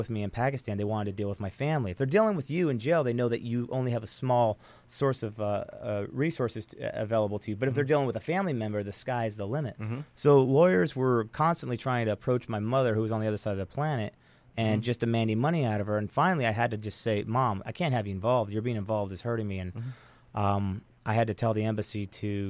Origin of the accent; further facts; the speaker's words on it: United States; I was the only American that was there at the time